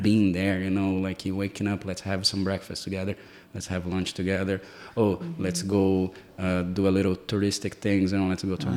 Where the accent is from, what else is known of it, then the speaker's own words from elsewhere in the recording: Brazil; English is a second language; now in United States; the way that I grew up in Brazil